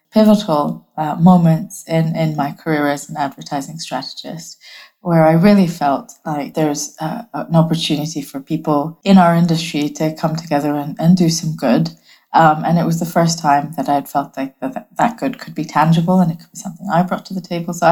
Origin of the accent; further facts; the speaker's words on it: Bangladesh; also born or lived in Hong Kong; now in United Kingdom; I'm from Bangladesh originally. I was born and raised across many different countries. I spent some of my childhood in Bangladesh, some of my childhood in Hong Kong.